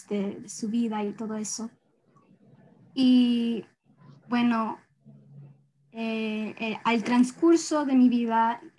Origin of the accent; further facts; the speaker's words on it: Isidro Ayora, Guayas, Ecuador; also born or lived in United States; Y toda mi vida yo he crecido eh, viajando a Ecuador y viviendo aquí. Entonces estaba viviendo en dos, eh, países a la misma vez. Y mi niñez era hermoso. Eh, yo me crecí en el campo en Ecuador, se llama Isidro Ayora